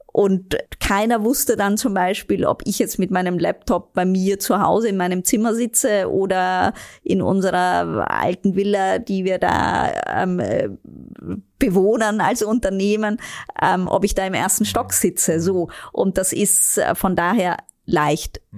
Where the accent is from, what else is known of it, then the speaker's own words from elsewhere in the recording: Vienna, Austria; moved away as an adult; now in Germany; Ich bin eine echte, waschechte Wienerin.